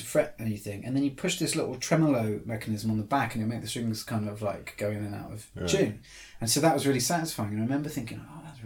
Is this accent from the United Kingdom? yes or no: yes; Torbay, South West England, United Kingdom; moved away; I grew up in Devon.